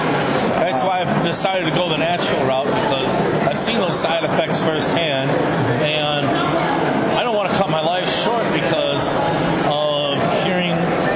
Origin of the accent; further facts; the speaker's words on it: Illinois, United States; I'm pretty much an Illinoisan my whole life.